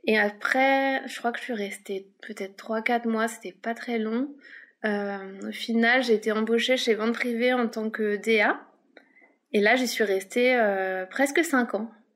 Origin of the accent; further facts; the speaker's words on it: Paris, Île-de-France, France; moved away as an adult; now in Lyon, France; à la base je viens de Paris